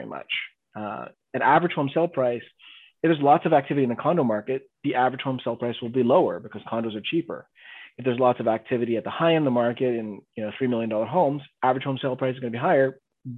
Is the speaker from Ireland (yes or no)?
no; Canada; we're Canadian investors